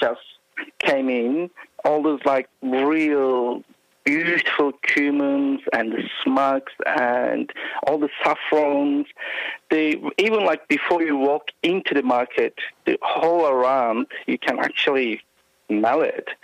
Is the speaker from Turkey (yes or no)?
yes; Istanbul, Turkey; moved away as an adult; now in Australia; I was born in Istanbul